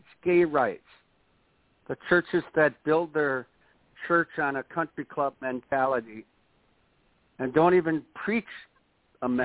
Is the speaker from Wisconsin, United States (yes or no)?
yes; Watertown, Wisconsin, United States; my hometown of Watertown, Wisconsin.